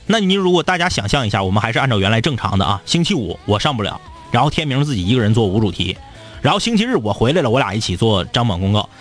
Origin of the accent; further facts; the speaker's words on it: Changchun, Jilin, China; 自己长大的地方，我从小到大，呃，我们家的，呃，当然是在我出生之后啊，的第一套房子，老宅。 ，呃，也是在长春